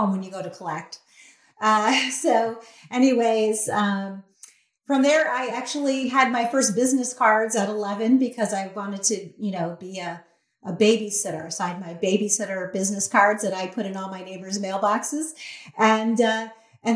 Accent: Detroit, Michigan, United States; now in South Carolina, United States; I grew up right there in Detroit

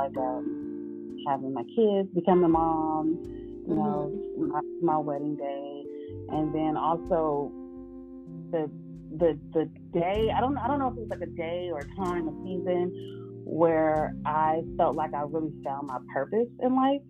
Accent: Oakland, California, United States; Born and raised in Oakland, California.

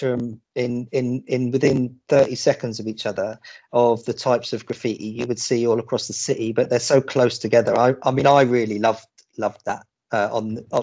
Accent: Portsmouth, South East England, United Kingdom; I grew up in Stampshaw.

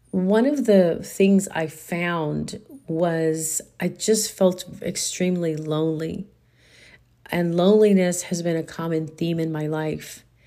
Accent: Texas, United States; also born or lived in Houston / San Antonio; I am a Texan

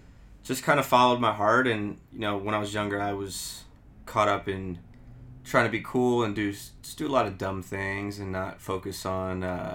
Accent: Florida, United States; born or raised there; also born or lived in Akron, Ohio

